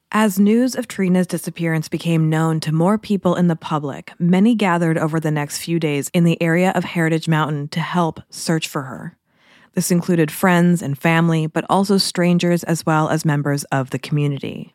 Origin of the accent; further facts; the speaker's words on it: Port Moody, British Columbia, Canada; now in Vancouver Island, Canada; my hometown city of Port Moody, British Columbia.